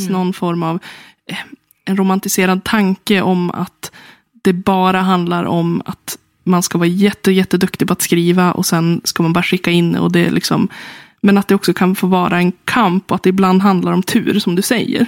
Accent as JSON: {"language": "Swedish", "town": "Sundsvall", "region": "Västernorrland County", "country": "Sweden", "said": "Jag är från Sundsvall själv"}